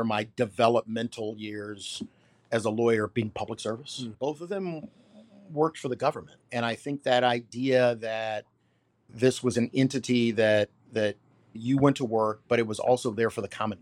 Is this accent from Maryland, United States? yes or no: yes; Washington, D.C., Maryland, United States; Born and raised in D.C.